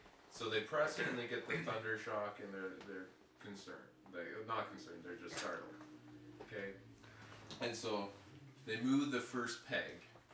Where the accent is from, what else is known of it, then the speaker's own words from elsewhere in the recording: Medicine Hat, Alberta, Canada; I grew up in Medicine Hat.